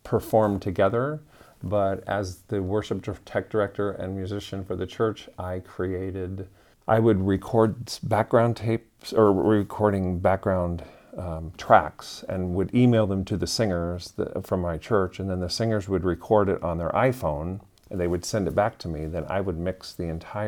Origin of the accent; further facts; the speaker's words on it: Iowa, United States; moved away as an adult; I grew up in a very small town in Iowa